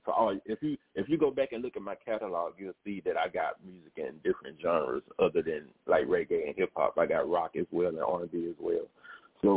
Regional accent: Memphis, Tennessee, United States; accent: down south twang; you hear that down south twang to it because I'm from Memphis

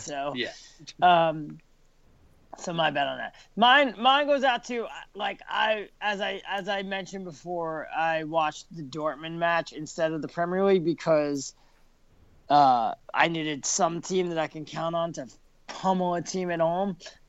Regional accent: United States; we're all American.

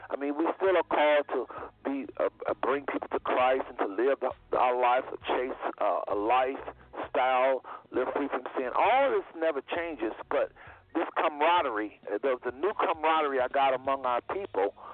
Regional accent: United States; I was raised in America.

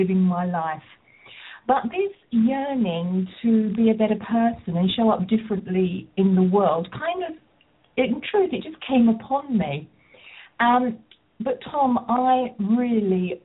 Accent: Rochester, South East England, United Kingdom; I come from Rochester in Kent in the southeast of England

